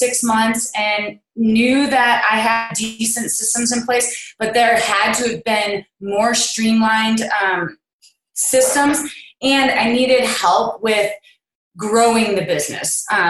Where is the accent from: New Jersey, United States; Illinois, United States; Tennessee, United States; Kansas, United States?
Kansas, United States; Kansas City; I'm from Kansas City, Kansas, not to be confused with Kansas City, Missouri.